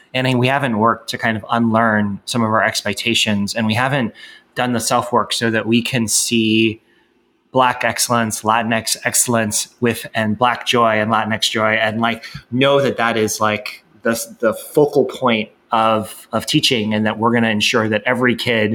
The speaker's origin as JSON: {"language": "English", "country": "United States", "said": "growing up in the United States"}